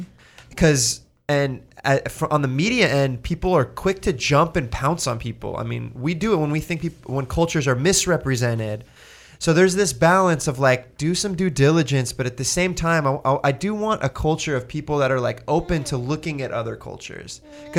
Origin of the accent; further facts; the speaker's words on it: California, United States; I grew up in Orange County, California.